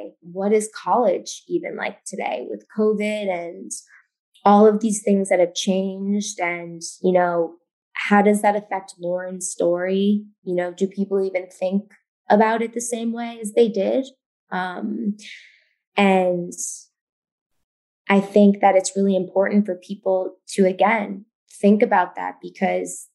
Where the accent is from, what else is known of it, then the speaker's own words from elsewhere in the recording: New York City, New York, United States; growing up in New York City, I know the school that I attended, you know, made us take self-defense classes in fourth grade, sixth grade, and eighth grade